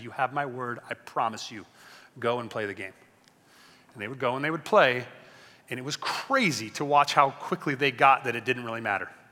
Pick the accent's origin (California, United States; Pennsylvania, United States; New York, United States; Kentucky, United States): California, United States; Long Beach; I grew up in Long Beach